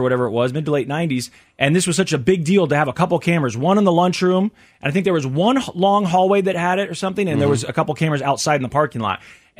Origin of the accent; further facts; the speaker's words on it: Lee's Summit, Missouri, United States; a 15-year-old football player at my old high school, which is Lee Summit North, suburb of Kansas City.